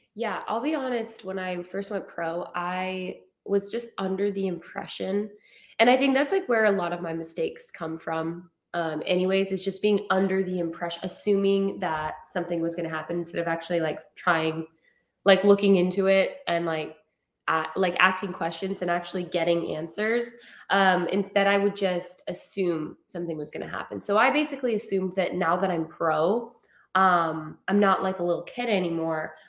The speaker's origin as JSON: {"language": "English", "town": "Rexburg", "region": "Idaho", "country": "United States", "tie": "born or raised there", "moved": "yes", "lives_now": "San Diego, United States", "said": "I'm from Idaho, um, Rexburg, Idaho, and kind of just grew up in you know a typical like you kind of know everybody uh, at home"}